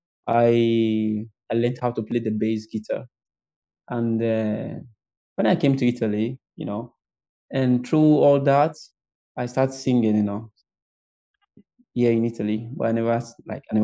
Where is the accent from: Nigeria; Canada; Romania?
Nigeria; Edo; also born or lived in Delta State; I'm from Edo State, born and brought up in Edo State, in Delta State. But my mom and dad, they're from Edo State. So I'm an Edo man. Nigeria